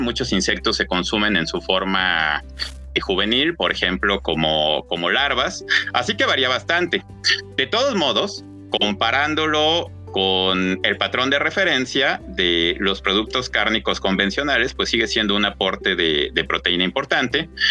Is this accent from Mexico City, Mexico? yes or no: yes; Mexico City, Mexico; yo nací en la Ciudad de México, así que a pesar de haber eh, nacido y crecido, eh, haber estado la mayor parte de mi vida en una gran, gran ciudad